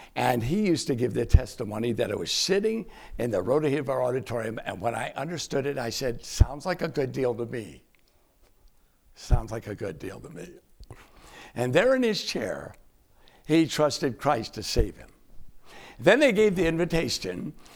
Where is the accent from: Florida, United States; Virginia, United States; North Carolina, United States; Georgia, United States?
North Carolina, United States; Winston-Salem; my hometown, Winston-Salem, North Carolina